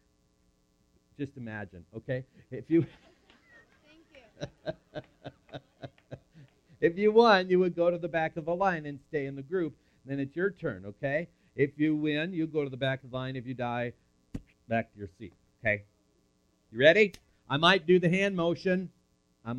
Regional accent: Fergus Falls, Minnesota, United States; born or raised there

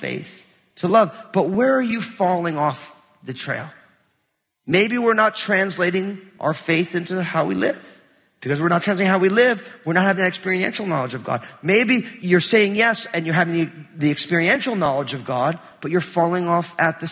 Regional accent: New Jersey, United States; also born or lived in Portland metro area; now in Portland, United States; we're here in the Portland metro area, but I grew up in New Jersey

